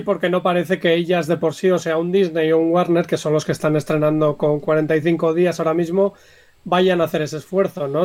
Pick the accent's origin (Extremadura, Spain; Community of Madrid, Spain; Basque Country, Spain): Basque Country, Spain; Bilbao; yo, por ejemplo, que soy de Bilbao